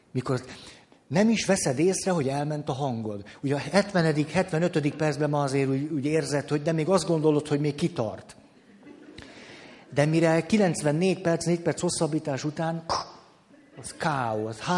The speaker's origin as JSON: {"language": "Hungarian", "town": "Madrid", "region": "Community of Madrid", "country": "Spain", "tie": "born there", "said": "Igen ám, de én Madridba születtem."}